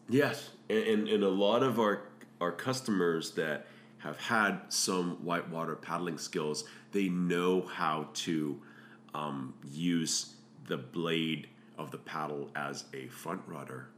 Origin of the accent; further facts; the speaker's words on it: Hong Kong; moved away; I grew up in Hong Kong